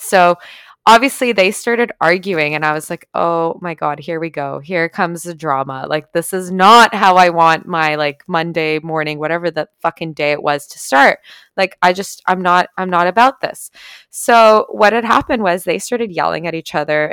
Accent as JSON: {"language": "English", "country": "Canada", "said": "I'm Canadian."}